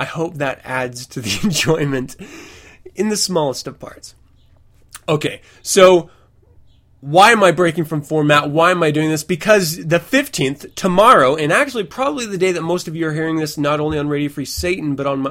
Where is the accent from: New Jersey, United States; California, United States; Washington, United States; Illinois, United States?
Washington, United States; Fort Lewis; I was born 514 in Fort Lewis, Washington, to Kimberly and Tom, my parents